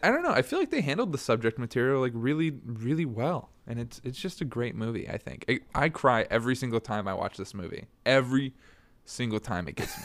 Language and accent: English; Bloomington, Indiana, United States; born or raised there